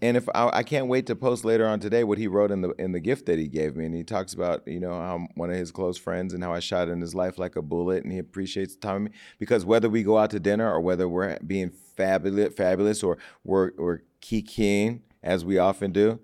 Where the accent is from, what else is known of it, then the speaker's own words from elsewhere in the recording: Stockton, California, United States; also born or lived in Miami; now in Los Angeles, United States; going back to my hometown